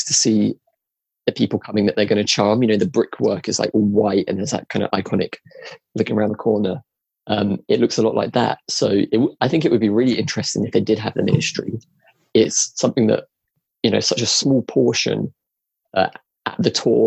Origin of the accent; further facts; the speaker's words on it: England, United Kingdom; we're from England